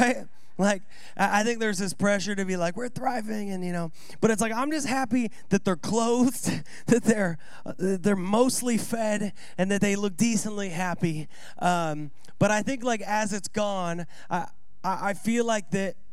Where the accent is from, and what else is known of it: Seattle, Washington, United States; born or raised there